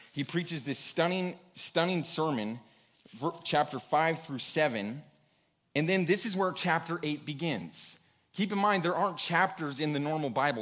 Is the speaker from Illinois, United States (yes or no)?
no; Washington, United States; I grew up in Washington State